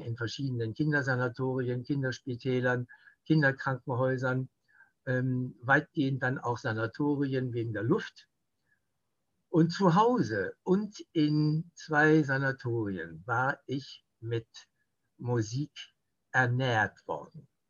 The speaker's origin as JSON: {"language": "German", "region": "West Germany", "country": "Germany", "said": "bei uns in Westdeutschland"}